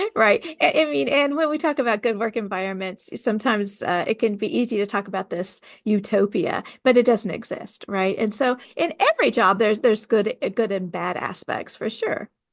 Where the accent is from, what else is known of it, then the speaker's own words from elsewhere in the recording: California, United States; also born or lived in the South (US); now in the South, United States; I'm from California